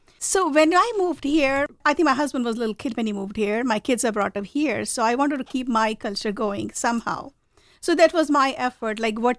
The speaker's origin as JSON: {"language": "English", "country": "India", "tie": "born or raised there", "moved": "as an adult", "said": "I come from a very traditional family. I was born and brought up in India, and I moved here very early on. Like, I was 21 when I got married, and I moved here."}